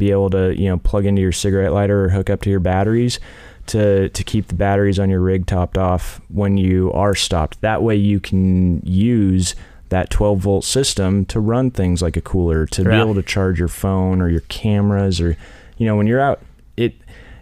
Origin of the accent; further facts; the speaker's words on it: Central Oregon, United States; I'm actually from Central Oregon